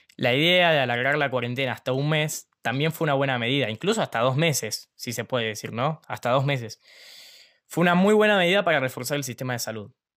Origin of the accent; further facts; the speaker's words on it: Ushuaia, Tierra del Fuego, Argentina; Tengo 16 años, nací acá en Ushuaia, voy al Colegio Nacional de Ushuaia